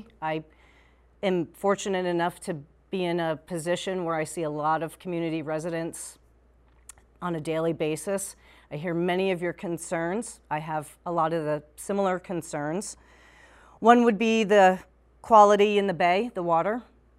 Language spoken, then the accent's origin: English; South Burlington, Vermont, United States; also born or lived in Colchester, Vermont; I am born and raised in Vermont. I grew up in South Burlington.